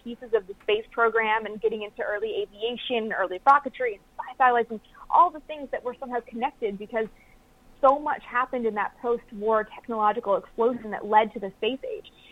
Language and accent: English; Canada; I'm from Canada, so didn't grow up with NASA being everywhere.